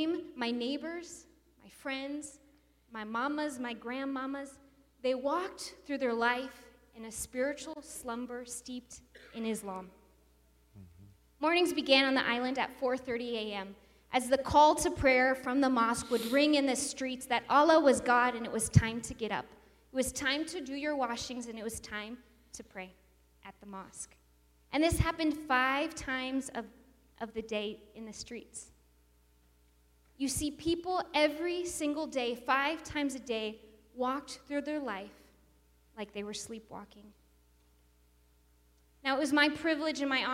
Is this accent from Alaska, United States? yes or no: yes; Wasilla, Alaska, United States; moved away as an adult; also born or lived in island off the coast of East Africa